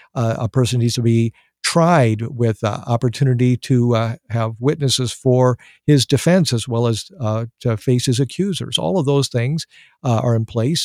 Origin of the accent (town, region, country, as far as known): United States